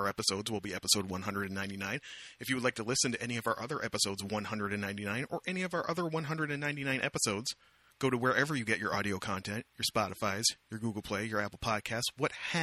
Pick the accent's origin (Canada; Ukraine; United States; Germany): Canada; Amherstburg, Ontario; my hometown of Amherstburg, Ontario, Canada, population, by now, maybe like 18,000